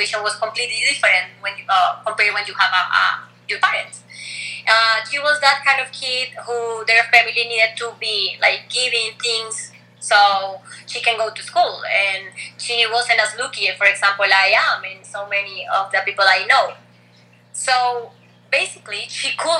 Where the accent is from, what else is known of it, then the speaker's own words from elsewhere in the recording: Colombia; English is a second language; also born or lived in Rochester, New York; I'm from Colombia